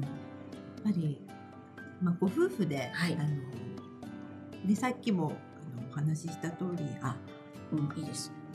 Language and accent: Japanese; Japan; 私は日本で育ったもんですから